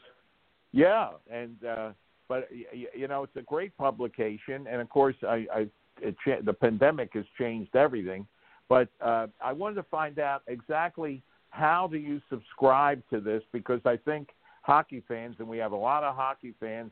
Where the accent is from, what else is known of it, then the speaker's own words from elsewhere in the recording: Havertown, Pennsylvania, United States; I grew up in Havertown